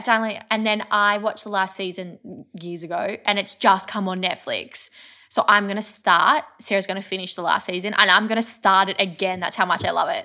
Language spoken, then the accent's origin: English; Kyneton, Victoria, Australia; growing up in Kyneton, we had, um, a wood fire pizza place